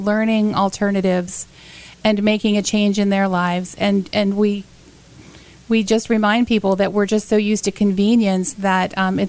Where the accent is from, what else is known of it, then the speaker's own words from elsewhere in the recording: Sarasota, Florida, United States; I grew up in Sarasota, have always enjoyed the beaches and the pristine waterways, and raised my kids here.